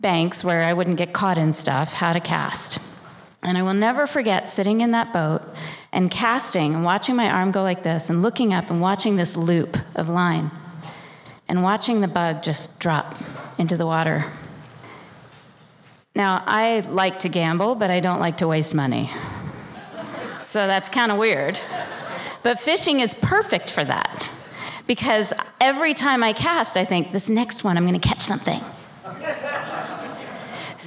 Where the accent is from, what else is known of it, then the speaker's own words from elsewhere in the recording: Washington, District of Columbia, United States; now in Montana, United States; I was born in Washington, D.C.